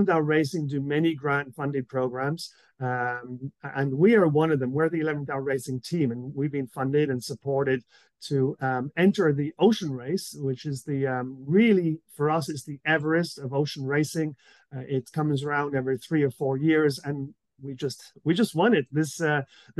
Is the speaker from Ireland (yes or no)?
yes; Southwest Ireland, Ireland; now in Quebec, Canada; my young years growing up in Southwest Ireland